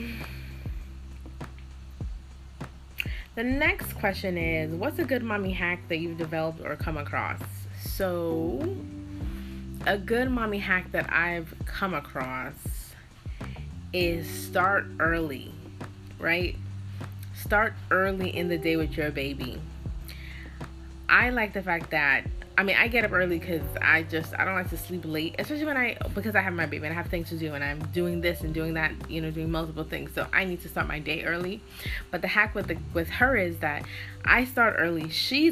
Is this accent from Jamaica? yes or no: yes; Jamaica; as Jamaican people